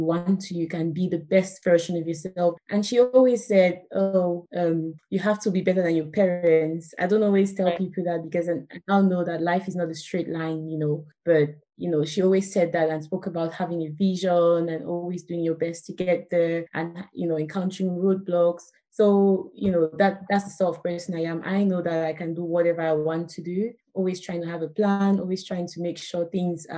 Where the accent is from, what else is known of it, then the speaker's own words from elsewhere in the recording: Douala, Littoral, Cameroon; moved away as an adult; also born or lived in Buea, Cameroon; now in United Kingdom; I grew up in Cameroon, in Douala.